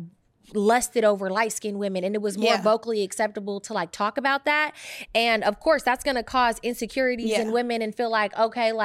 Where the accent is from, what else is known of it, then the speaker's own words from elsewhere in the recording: Bay Area, California, United States; I came from the Bay Area